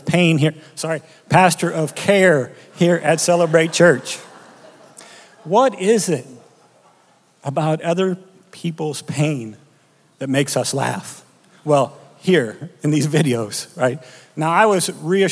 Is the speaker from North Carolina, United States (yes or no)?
no; O'Neill, Nebraska, United States; also born or lived in Wayne, Nebraska; I was born and raised in Nebraska in a small town called O'Neill